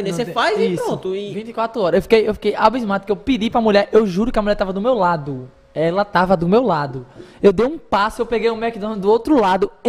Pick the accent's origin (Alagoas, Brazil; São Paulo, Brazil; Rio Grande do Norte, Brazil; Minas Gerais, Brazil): Rio Grande do Norte, Brazil; Natal; Eu sou da Zona Norte, pô. Era, era a Minhoquinha mesmo, pô.